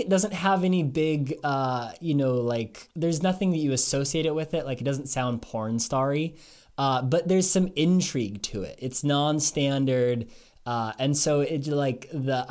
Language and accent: English; Seattle, Washington, United States; I was born in Seattle